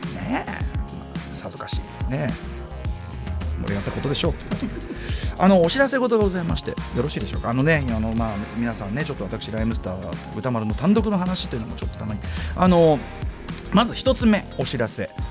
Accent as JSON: {"language": "Japanese", "area": "Bunkyo", "region": "Tokyo", "country": "Japan", "tie": "born or raised there", "said": "同じく文京区は私の出身でもあります千駄木"}